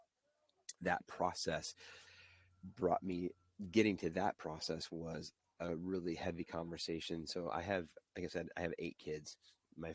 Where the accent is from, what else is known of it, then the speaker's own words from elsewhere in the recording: suburbs of Chicago, the Midwest, Illinois, United States; I grew up in the Midwest, in the suburbs of Chicago mostly